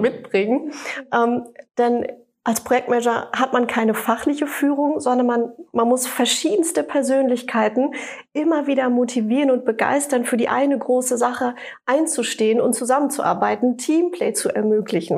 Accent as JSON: {"language": "German", "area": "Sauerland, Siegerland", "region": "North Rhine-Westphalia", "country": "Germany", "also_born_or_lived": "Düsseldorf", "moved": "yes", "said": "Also ich komme ja aus der Region Sauerland, Siegerland und äh, bin nach langer Zeit Düsseldorf zurückgekommen"}